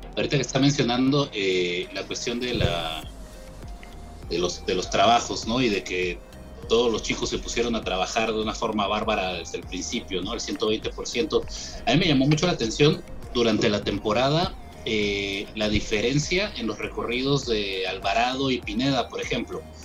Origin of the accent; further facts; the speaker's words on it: Peru; como peruano